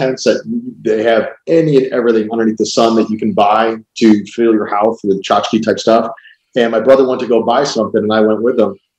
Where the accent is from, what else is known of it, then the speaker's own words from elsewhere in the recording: Cleveland, Ohio, United States; So when I was 12, growing up in Cleveland, Ohio, my dad, my brother, we always went to the Cleveland Air Show.